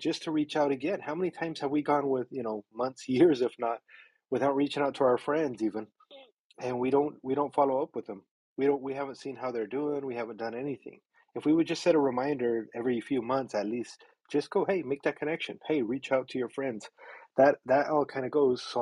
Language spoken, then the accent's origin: English; Mexico; moved away; I was born in Mexico, and my mom was always she was an entrepreneur. She ran a business out of her house, and so I grew up all around it